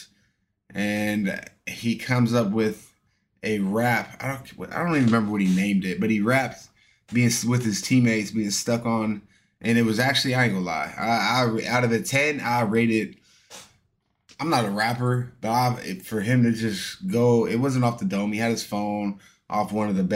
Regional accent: Astoria, Oregon, United States; moved away; my home state of Oregon

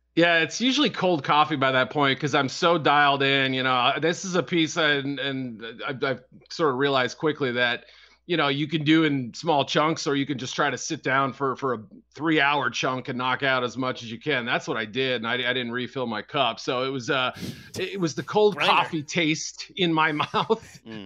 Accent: Chicago, Illinois, United States; my hometown folks

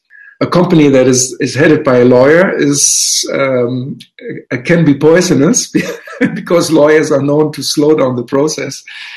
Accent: Düsseldorf, North Rhine-Westphalia, Germany; moved away; I am certainly born and raised in Germany. I come from an old lawyer's family.

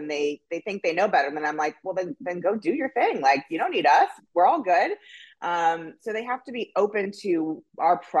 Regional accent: Los Angeles, California, United States; from Laurel Canyon. That's how L-A-O-G I am. So Los Angeles, California, born and bred.

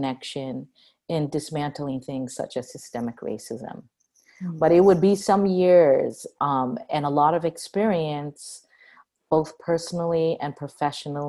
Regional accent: Cambridge, Massachusetts, United States; I was born in Cambridge, Massachusetts

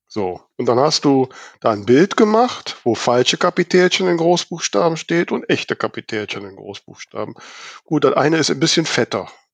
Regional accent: Germany; als Deutsche

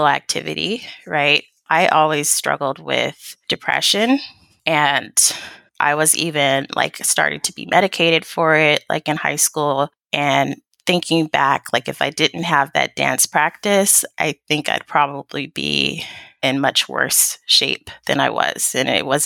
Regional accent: Sacramento, California, United States; I was born and raised in Sacramento, California, so I'm definitely a California

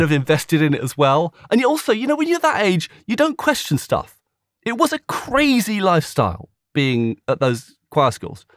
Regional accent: a village between Slough and Maidenhead, South East England, United Kingdom; I grew up in a little village not far from there between Slough and Maidenhead

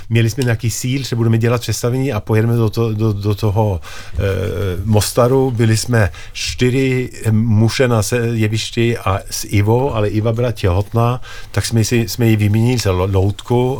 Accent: Norway; Czech is a second language; moved away; jsem z Norska

